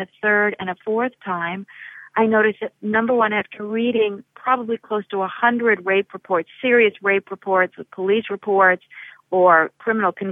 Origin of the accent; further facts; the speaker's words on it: Berkeley, California, United States; I grew up in Berkeley college campus